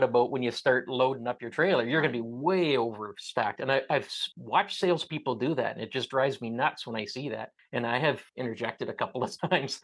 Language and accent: English; Kitchener, Ontario, Canada; We're from Kitchener